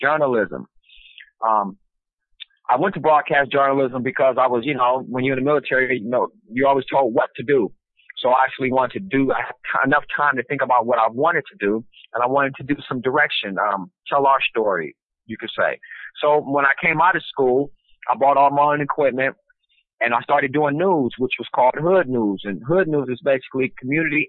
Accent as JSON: {"language": "English", "town": "Los Angeles", "region": "California", "country": "United States", "tie": "born or raised there", "also_born_or_lived": "Culver City, California", "said": "I grew up in South Central LA during the '80s"}